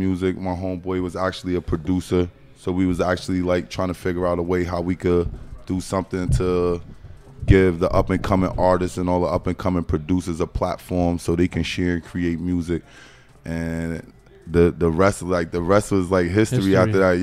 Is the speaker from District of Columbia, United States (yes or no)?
no; Paterson, New Jersey, United States; I'm from Paterson, New Jersey. Okay. Born and raised? Yeah, born and raised. I'm from 12th Avenue, 22nd, 23rd Street.